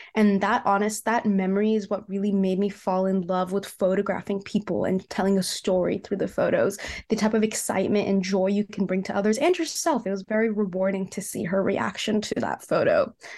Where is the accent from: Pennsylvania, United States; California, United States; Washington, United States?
California, United States; Cupertino; I grew up in the Bay Area, California, and I grew up in a city called Cupertino